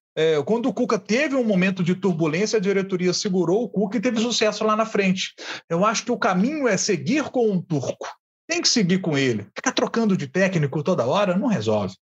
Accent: Matozinhos, Minas Gerais, Brazil; do pessoal lá da minha terra, de Matozinhos

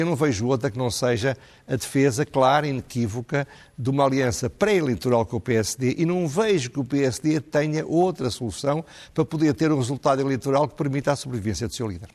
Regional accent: Centro, Portugal; eu não sou do Norte, sou do Centro

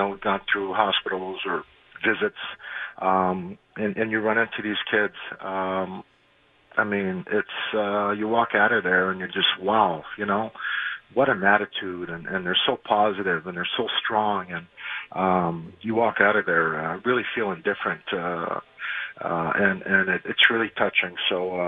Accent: Montreal, Quebec, Canada; we grew up in Montreal

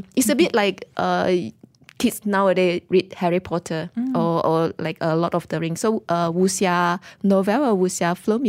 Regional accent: Pahang, Malaysia; Oh, we actually grew up in a very small village, on the East Coast. It's very near to Cherating. I think maybe just like 5 kilometers away from Cherating. And in the village, we are the only Chinese family.

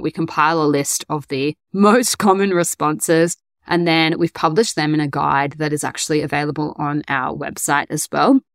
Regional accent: Brisbane, Queensland, Australia; moved away as an adult; now in Korea; I am back in my hometown of Brisbane

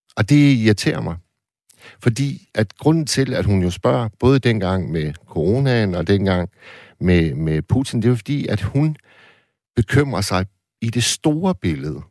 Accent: Hirtshals, North Denmark Region, Denmark; da jeg voksede op i slut 70'erne i Hirtals, mm. hvor jeg kommer fra

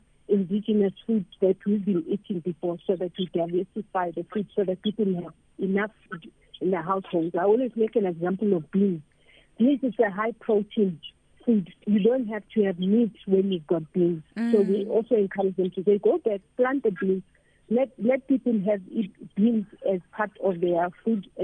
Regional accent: Johannesburg, Gauteng, South Africa; I grew up in Orlando

